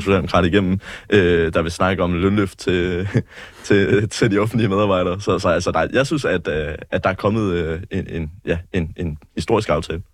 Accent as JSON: {"language": "Danish", "area": "West Funen, near Assens", "region": "Southern Denmark", "country": "Denmark", "tie": "born or raised there", "also_born_or_lived": "Nuuk, Greenland", "said": "Jamen, jeg er vokset op på det vilde Vestfyn, øh, lidt uden for Assens, i en landsby, der hedder Turp."}